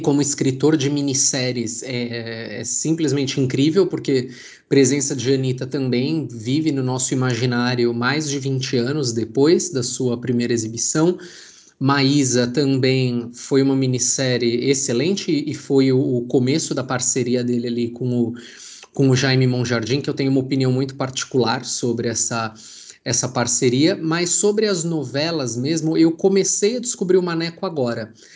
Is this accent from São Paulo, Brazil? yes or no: yes; São Paulo, Brazil; eu sou de São Paulo